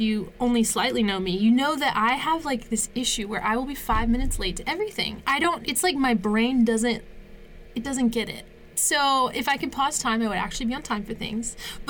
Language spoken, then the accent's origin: English; East Coast, United States; I grew up on the East Coast by the Chesapeake Bay, and I love the beach.